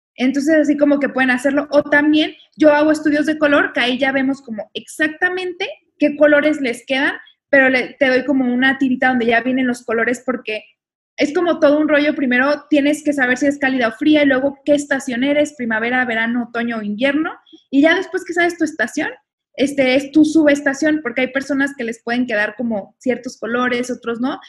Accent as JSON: {"language": "Spanish", "country": "Mexico", "said": "somos mexicanos"}